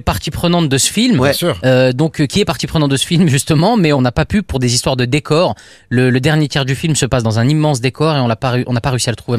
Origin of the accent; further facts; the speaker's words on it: Gard, Occitania, France; je suis né dans le Gard, ils m'ont emmené dans les Cévennes.